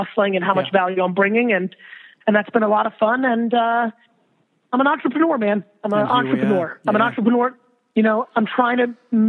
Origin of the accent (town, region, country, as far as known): New Jersey, United States; born or raised there; also born or lived in Russia